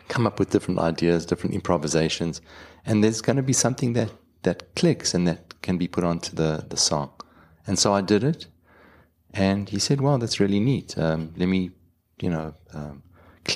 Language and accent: English; Johannesburg, Gauteng, South Africa; accent: South African; moved away as an adult; also born or lived in Jerusalem, Israel; now in Long Island, United States; when I grew up in South Africa